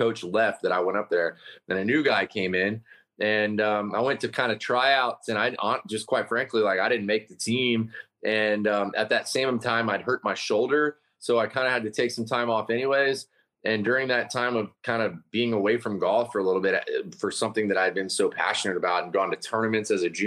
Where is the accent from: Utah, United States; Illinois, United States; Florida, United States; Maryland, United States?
Florida, United States; Vero Beach; moved away as an adult; also born or lived in Tallahassee, Florida; now in Kingston Springs, United States; Where I grew up in Florida, in this little town called Vero Beach, Florida